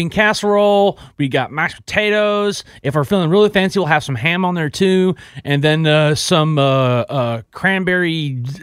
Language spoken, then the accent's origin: English; Texas, United States; Well, I'm from Texas. I'm from the South